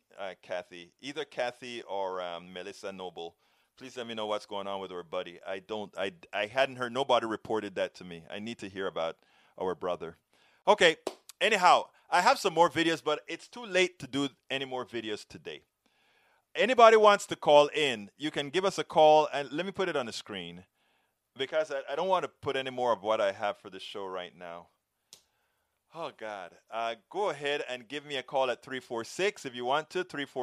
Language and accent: English; Panama; now in United States; I'm from Central America, originally. I'm from Panama